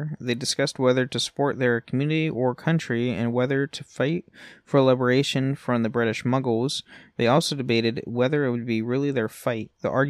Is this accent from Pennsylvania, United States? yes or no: yes; Pennsylvania, United States; someone who was born and raised in Pennsylvania for 7 years, the Appalachian Mountains is just a bad place.